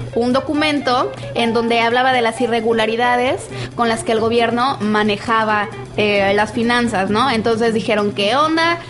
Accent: Mexico; somos más mexicanos

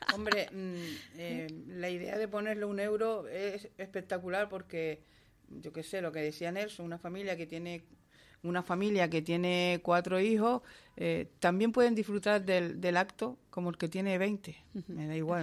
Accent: Moya, Canary Islands, Spain; mi pueblo

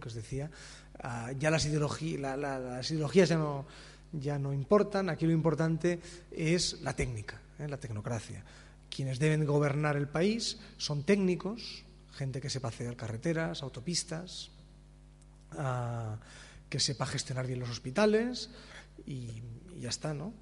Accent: Spain

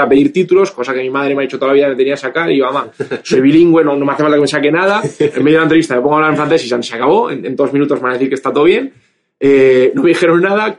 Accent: Bilbao, Basque Country, Spain; moved away; also born or lived in Madrid; originalmente soy de Bilbao

